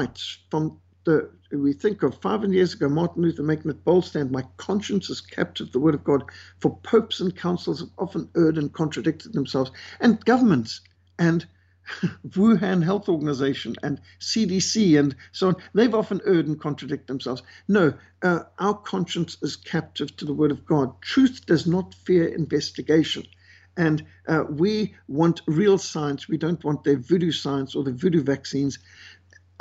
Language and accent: English; Zimbabwe; moved away; I was brought up in Rhodesia, what today is Zimbabwe, and we were brought up with malaria